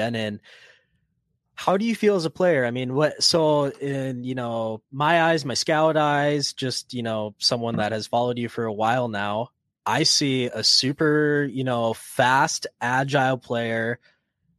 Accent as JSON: {"language": "English", "country": "United States", "said": "we're US, we're not Canadian here"}